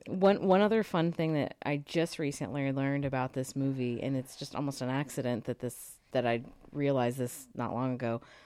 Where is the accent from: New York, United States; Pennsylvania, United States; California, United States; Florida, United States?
California, United States; we grew up in California